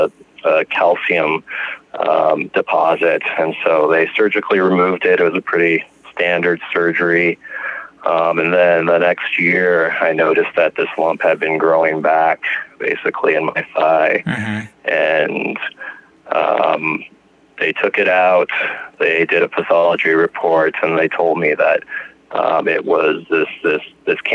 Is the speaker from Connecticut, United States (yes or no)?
no; Lakewood, Colorado, United States; I am from Lakewood, Colorado, which is a little suburb of Denver